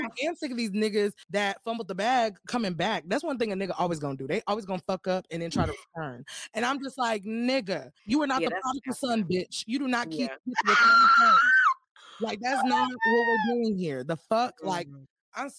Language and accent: English; Austin, Texas, United States; I was just in Austin. I was like, that's my hometown.